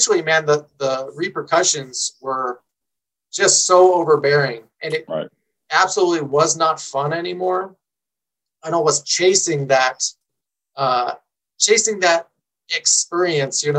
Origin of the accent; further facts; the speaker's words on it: San Diego, California, United States; now in Colorado, United States; I grew up in San Diego, in Southern California